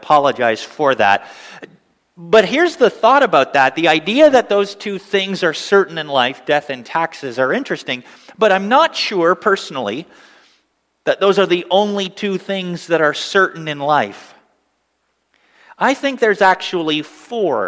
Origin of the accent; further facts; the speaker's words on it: Northern Ontario, Canada; growing up in Canada, of course, in Northern Ontario